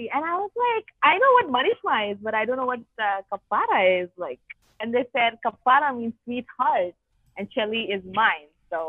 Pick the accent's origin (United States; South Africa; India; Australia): India; moved away as an adult; now in Israel; I'm a rare mixed breed of being Indian and Jewish. So I'm an Indian Jew from India who made Aliyah about less than a year. I made Aliyah in March 2020. And I am very happy to be in Israel right now